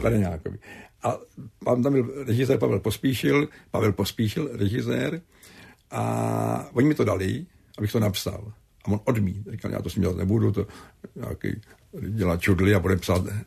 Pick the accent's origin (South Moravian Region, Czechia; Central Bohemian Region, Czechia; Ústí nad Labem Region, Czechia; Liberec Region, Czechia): Central Bohemian Region, Czechia; Kladno; My jsme neměli televizi, chodili jsme daleko přes celý Kladno do Švermobách příbuzným na, na obrazovku se koukat